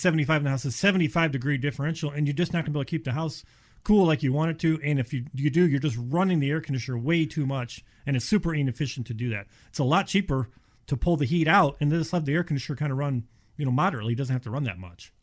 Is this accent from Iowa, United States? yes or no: no; Cleveland, Ohio, United States; now in Florida, United States; I'm from Ohio, Cleveland area. Moved, oh my gosh, thirty-five years ago